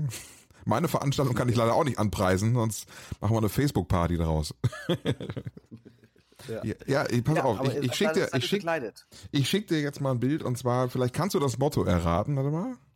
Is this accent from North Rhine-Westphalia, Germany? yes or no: yes; North Rhine-Westphalia, Germany; Was uns ja äh, eint, äh, sowohl dich als Frankfurter als auch mich als Ostwestfalen.